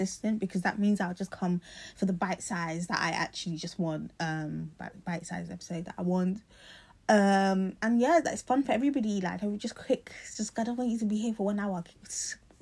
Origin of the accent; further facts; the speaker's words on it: London, United Kingdom; moved away as an adult; I'm from South London